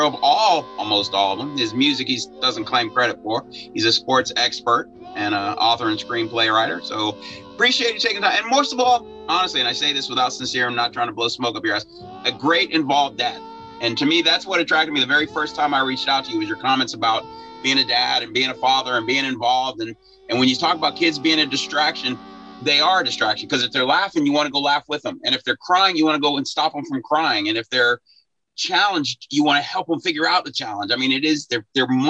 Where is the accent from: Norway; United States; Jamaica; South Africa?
United States; Chicago, Illinois; I grew up in Chicago.